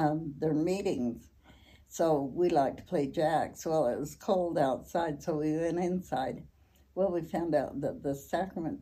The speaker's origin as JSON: {"language": "English", "town": "Logan", "region": "Utah", "country": "United States", "tie": "born or raised there", "also_born_or_lived": "Idaho Falls, Idaho"}